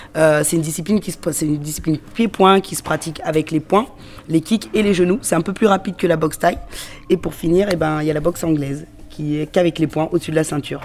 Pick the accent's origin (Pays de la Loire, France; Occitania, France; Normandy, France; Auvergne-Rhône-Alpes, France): Auvergne-Rhône-Alpes, France; Lyon; moi je suis donc on est de Lyon